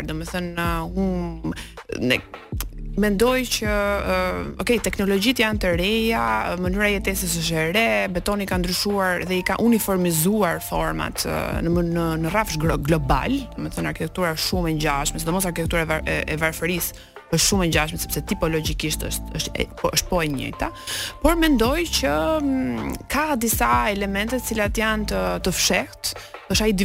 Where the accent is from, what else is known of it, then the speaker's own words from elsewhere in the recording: Albania; ne si shqiptar